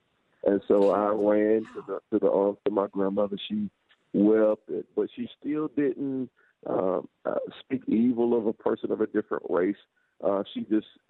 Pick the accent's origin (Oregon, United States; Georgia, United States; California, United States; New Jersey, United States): Georgia, United States; I was born and raised in the Deep South down in Georgia